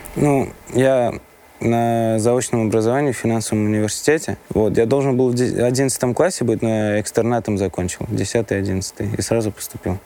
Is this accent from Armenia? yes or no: yes; Vanadzor, Lori, Armenia; Я родился в Армении, город, э, Ванадзёрск